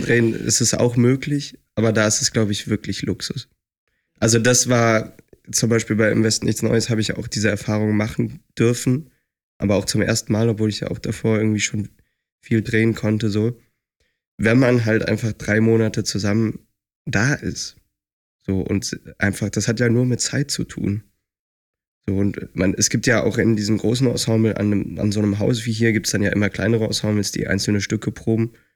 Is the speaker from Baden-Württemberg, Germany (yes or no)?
no; Lindlar, North Rhine-Westphalia, Germany; moved away as an adult; also born or lived in Leipzig; now in Düsseldorf, Germany; Ich bin halt auf dem Land aufgewachsen